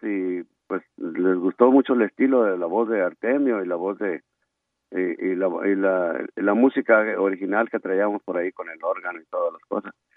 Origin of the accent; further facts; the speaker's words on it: Mexicali Valley, Baja California, Mexico; realmente sí somos eh, originarios del Valle de Mexicali, de diferentes partes